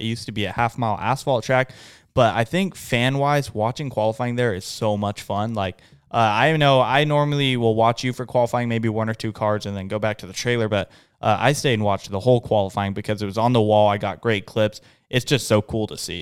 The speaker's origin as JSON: {"language": "English", "region": "West Coast", "country": "United States", "said": "we're not locals. We're from the West Coast"}